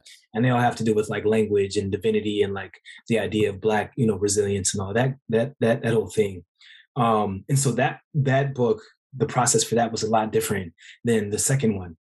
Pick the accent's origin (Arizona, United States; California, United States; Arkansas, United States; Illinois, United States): California, United States; Oakland; I'm from Oakland